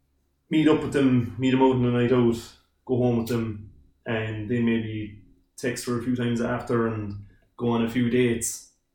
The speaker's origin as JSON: {"language": "English", "area": "Ballyvourney?", "region": "County Cork", "country": "Ireland", "said": "I'm from Bullivant, County Cork."}